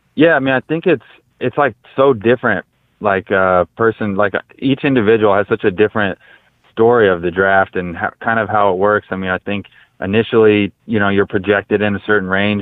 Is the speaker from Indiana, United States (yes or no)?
yes; Brownsburg, Indiana, United States; I grew up obviously in Brownsburg, which is which is close to Butler